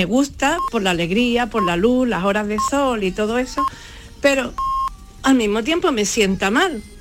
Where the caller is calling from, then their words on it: Málaga, Andalusia, Spain; Maite, David y compañía.